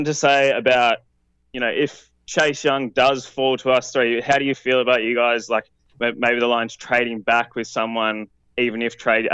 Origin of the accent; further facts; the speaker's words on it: Melbourne, Victoria, Australia; I'm from Australia, so in Melbourne, Australia